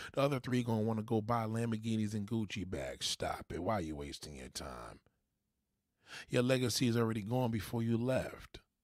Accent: New York, United States; I'm a New Yorker

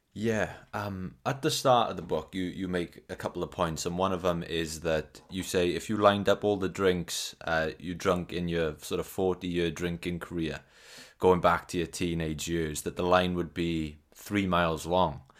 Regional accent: South Wales valleys, United Kingdom; I'm from the South Wales valleys

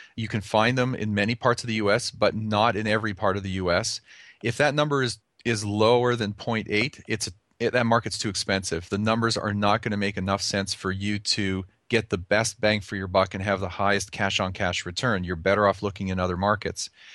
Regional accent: Calgary, Alberta, Canada; now in United States; I was, uh, born and raised in Calgary, Canada, so I'm an, I'm a native Can-, Canadian

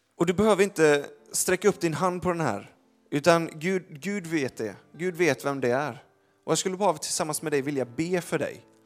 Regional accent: Gothenburg, Västra Götaland, Sweden; jag är från Göteborg

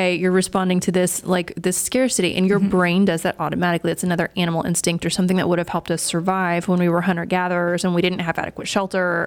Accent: East Texas, United States; I'm from East Texas

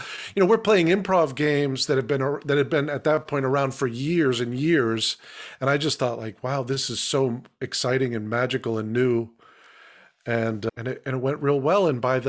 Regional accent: Massachusetts, United States; born there; Yeah, I was born in Massachusetts, yeah.

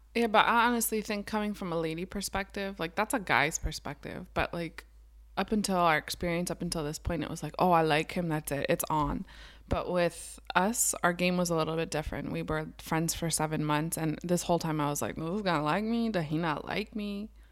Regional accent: Garden Spot area, Pennsylvania, United States; also born or lived in Lancaster, Pennsylvania; I grew up in Garden Spot area. Now I live downtown Lancaster

